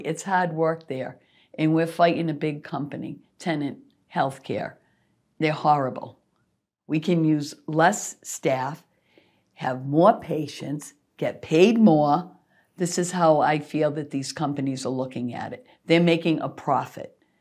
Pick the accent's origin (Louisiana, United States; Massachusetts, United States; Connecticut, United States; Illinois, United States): Massachusetts, United States; Worcester; I grew up in Worcester. I was born, raised in Worcester